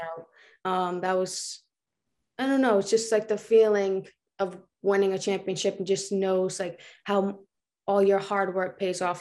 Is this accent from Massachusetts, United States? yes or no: no; Johnston, Rhode Island, United States; In Johnston, like, we're all, like, a tight family